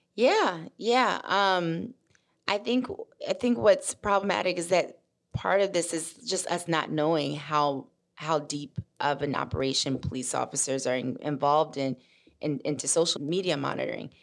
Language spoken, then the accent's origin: English; Memphis, Tennessee, United States; also born or lived in Mississippi; I'm originally from Mississippi, raised in Memphis